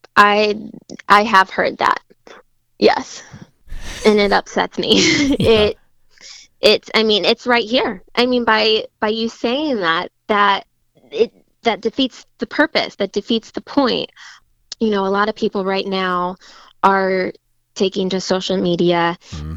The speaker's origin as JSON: {"language": "English", "town": "Fort Wayne", "region": "Indiana", "country": "United States", "tie": "born or raised there", "said": "I grew up in Fort Wayne, been here my whole life"}